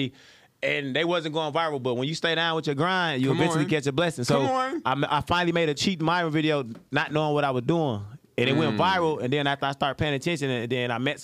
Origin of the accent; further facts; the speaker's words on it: Milwaukee, Wisconsin, United States; moved away as an adult; now in Atlanta, United States; my hometown